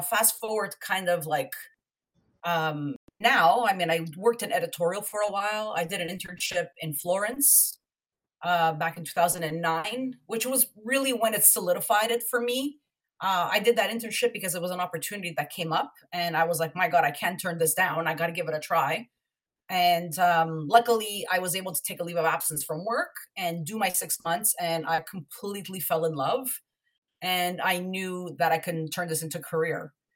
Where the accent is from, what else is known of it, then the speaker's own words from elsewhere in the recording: Montreal, Quebec, Canada; moved away as an adult; now in Toronto, Canada; I'm originally from Montreal, and I moved to Toronto in 2002